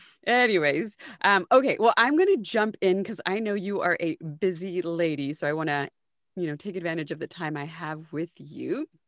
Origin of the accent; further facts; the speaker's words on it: Del Rio, Texas, United States; She's from my hometown of Del Rio, Texas